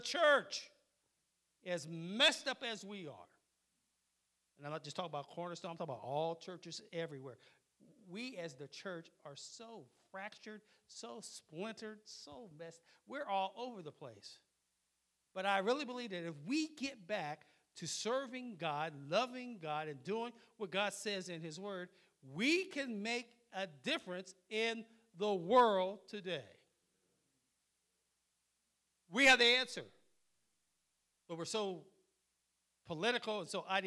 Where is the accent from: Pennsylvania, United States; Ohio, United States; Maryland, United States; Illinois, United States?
Ohio, United States; Wilmington; also born or lived in New York / Germany; I never heard of Wilmington until I came here as a little kid in 1964